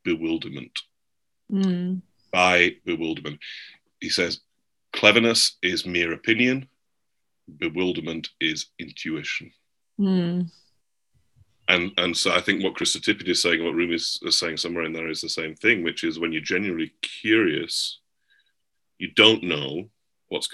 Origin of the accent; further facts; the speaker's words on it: England, United Kingdom; now in United States; I'm English? I'm not American?